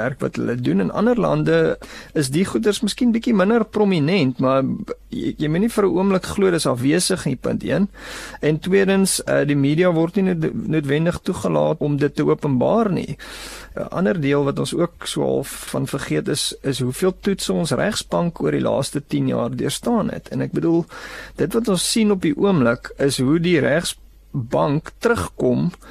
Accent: South Africa; onsself as Suid-Afrikaners

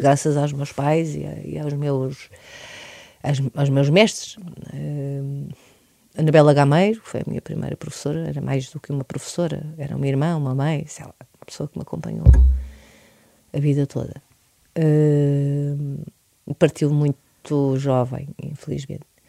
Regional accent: Portugal; universos principais que estão no meu ADN enquanto portuguesa

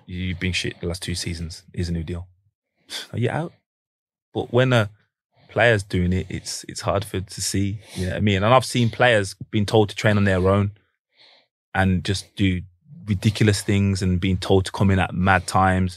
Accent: Manchester, North West England, United Kingdom; we're from Manchester

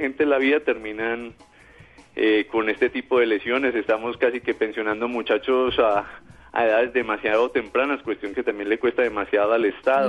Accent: Colombia

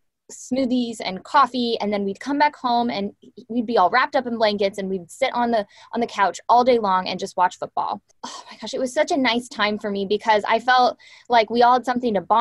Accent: Orange County, California, United States; also born or lived in Oregon; I grew up in Orange County

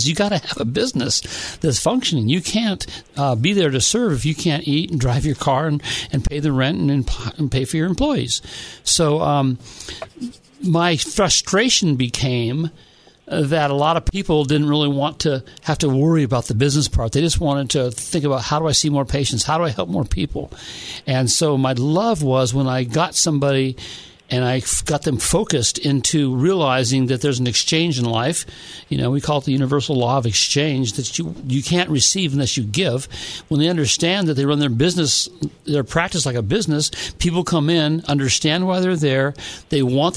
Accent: San Diego, California, United States; I grew up in San Diego

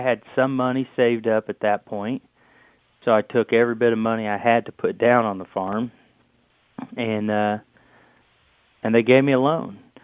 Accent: Shelbyville, Indiana, United States; we're from Shelbyville, Indiana

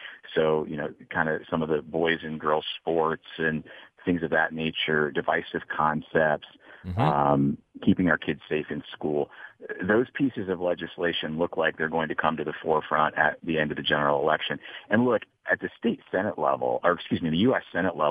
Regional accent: Ohio House District 67, United States; In my hometown District 67, Melanie Miller up near Ashland County

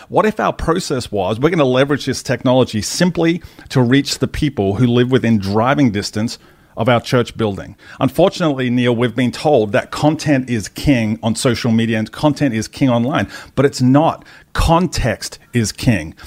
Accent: Australia; moved away as an adult; also born or lived in United States; as an Australian

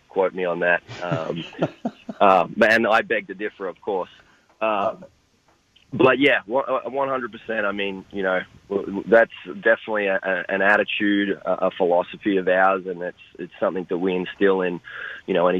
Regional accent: Australia; moved away as an adult; now in United States; I was growing up in Australia

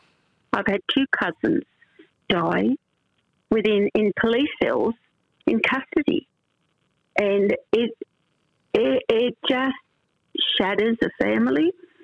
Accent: Australia; it wasn't probably until I was at 35 that I even saw myself as an Australian, like part of Australia's society

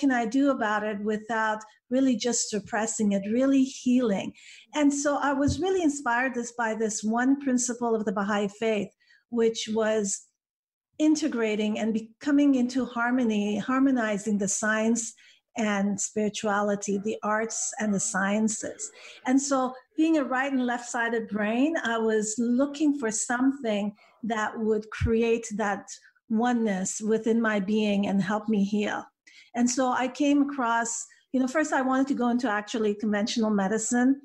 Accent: Vancouver, British Columbia, Canada; English is a second language; moved away as an adult; now in United States; my hometown in Vancouver, Canada

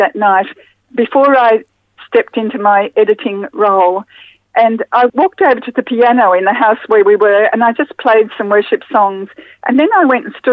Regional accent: Brisbane, Queensland, Australia; I grew up in Brisbane in the 50s and 60s

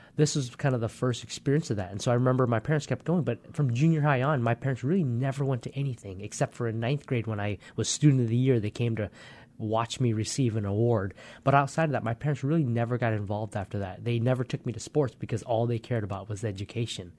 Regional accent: Poulsbo, Washington, United States; also born or lived in Vietnam / Hue, Vietnam / Hong Kong; So we actually grew up in Paulsboro, Washington. Came over when, just a little after four years old

